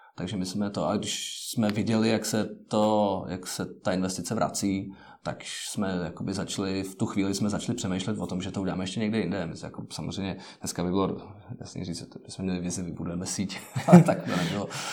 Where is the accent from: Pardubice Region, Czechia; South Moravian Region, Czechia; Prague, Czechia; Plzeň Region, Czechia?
Prague, Czechia; also born or lived in United States; já jsem z Prahy